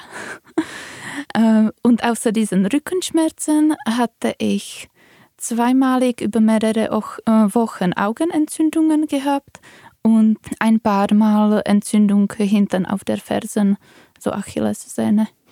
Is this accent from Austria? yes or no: no; Czechia; moved away; Ich komme aus Tschechien